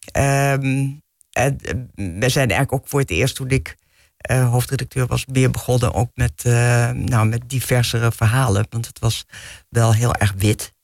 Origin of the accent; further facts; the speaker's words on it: Bussum, North Holland, Netherlands; ik ben opgegroeid gegroeid in Bussum, dus hier niet zo ver vandaan.